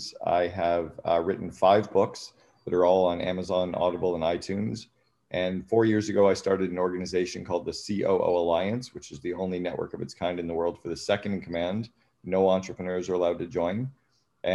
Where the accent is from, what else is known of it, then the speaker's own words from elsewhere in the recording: Sudbury, Ontario, Canada; I grew up in Northern Ontario in Canada in a place called Sudbury